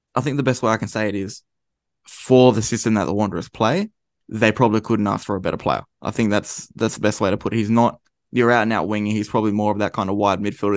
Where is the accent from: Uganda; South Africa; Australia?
Australia; we're from Australia.